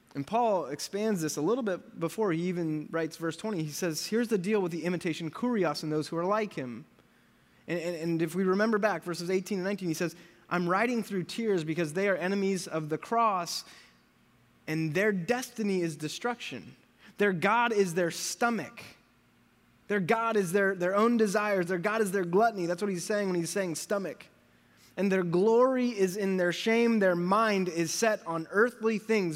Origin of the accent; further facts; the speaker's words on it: United States; I am American